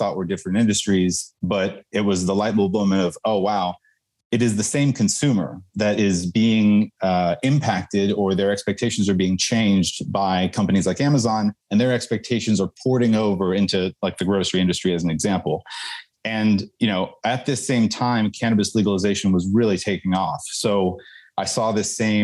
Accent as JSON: {"language": "English", "town": "Houston", "region": "Texas", "country": "United States", "said": "I'm from Houston, Texas."}